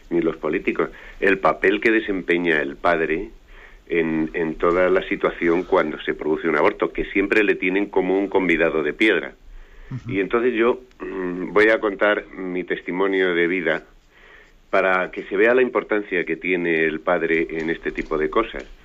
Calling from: Madrid, Community of Madrid, Spain; Eh, buenos días … de Madrid.

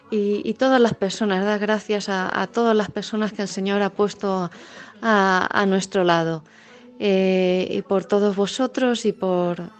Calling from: Ciudad Real, Castilla-La Mancha, Spain; de Ciudad Real y me gustaría hoy pedir eh, y poner bajo el manto de la Virgen a todos nuestros difuntos

